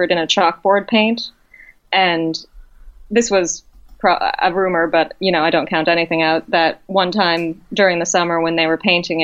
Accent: central Massachusetts, United States; also born or lived in Amherst, Massachusetts; I grew up in a central Massachusetts town that was actually on ghost adventures for two of its buildings, the Reed House and the Spalding Cooperage

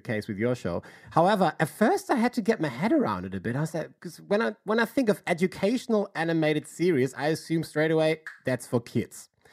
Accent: Hamburg, Germany; moved away; I'm from Hamburg

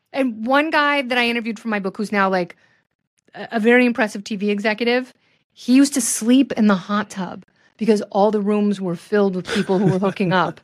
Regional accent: Portland, Oregon, United States; I grew up in Portland.

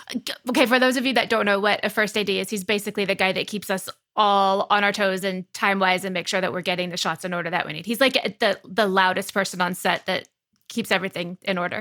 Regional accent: North Texas, United States; I grew up in North Texas

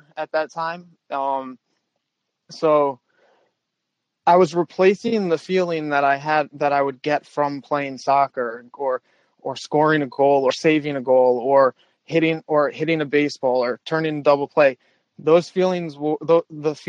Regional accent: New Rochelle, New York, United States; I grew up in New Rochelle, which is just north of the Bronx

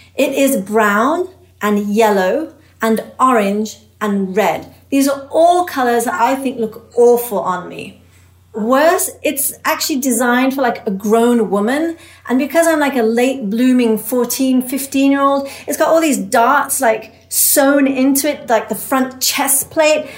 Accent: England, United Kingdom; moved away; I was an immigrant growing up in England.

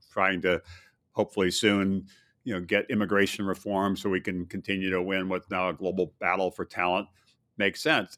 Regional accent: Hawaii, United States; also born or lived in Midwest; now in Virginia, United States; I did grow up in, in Hawaii

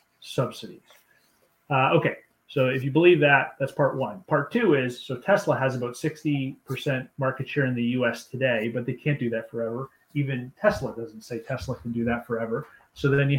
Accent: Canada; I'm Canadian

